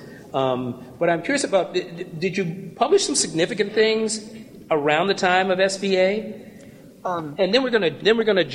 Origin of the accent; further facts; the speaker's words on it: Washington, District of Columbia, United States; I'm from Washington, D.C.